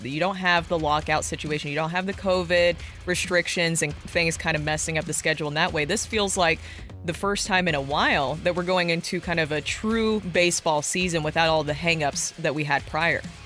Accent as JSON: {"language": "English", "town": "Nashville", "region": "Tennessee", "country": "United States", "tie": "born or raised there", "said": "that's my hometown"}